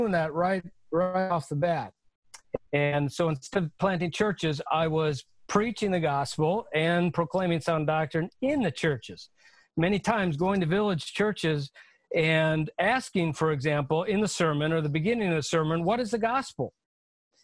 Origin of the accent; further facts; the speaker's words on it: United States; the chance that I've had as an American male for formal education